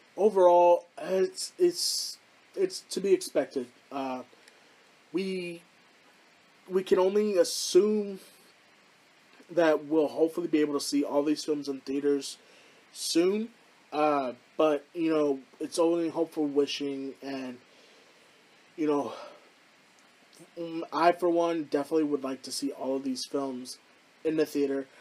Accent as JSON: {"language": "English", "town": "Houston", "region": "Texas", "country": "United States", "tie": "born or raised there", "said": "here in my hometown of Houston"}